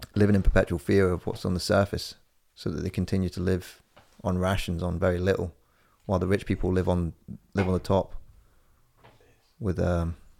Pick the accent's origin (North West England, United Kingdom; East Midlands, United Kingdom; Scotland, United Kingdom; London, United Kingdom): East Midlands, United Kingdom; Corby; moved away; the first time I ever drove to my hometown. It's only 190 miles away